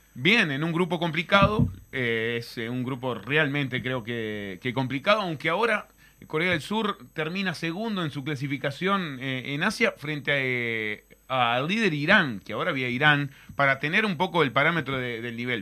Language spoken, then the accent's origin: Spanish; Rosario, Colonia, Uruguay; Soy de Rosario, del departamento de Colonia, pago del capitán de la selección, de Diego Godín